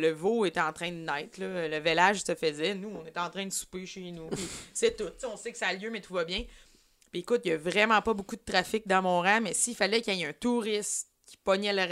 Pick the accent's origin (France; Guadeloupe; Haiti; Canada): Canada; Outaouais, Quebec; j'étais jeune. Il y avait genre quatre salles à mon cinéma en Outaouais.